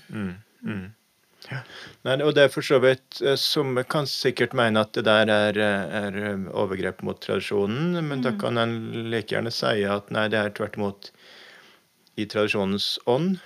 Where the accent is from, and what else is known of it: Norway